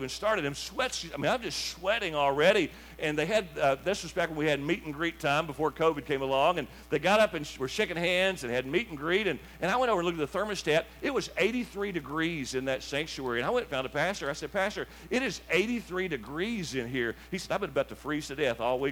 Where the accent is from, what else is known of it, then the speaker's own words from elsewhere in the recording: Lamasco, Kentucky, United States; I grew up on Highway 93 on the other side of Lamasco